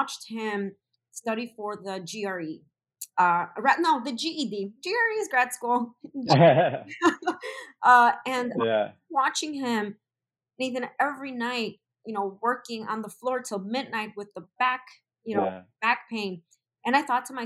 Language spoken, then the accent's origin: English; Chicago, Illinois, United States; Born and raised in Chicago. I'm from the Pilsen neighborhood. I've been in Chicago my entire life